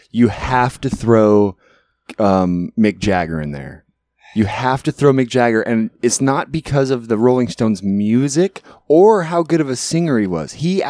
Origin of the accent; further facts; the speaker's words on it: Alaska, United States; moved away as an adult; now in Portland, United States; So we were born and raised up in Alaska, and when we started out, the town was about 8,000, and by the time we graduated high school and left here, moved here from there, it was like 12 or 13.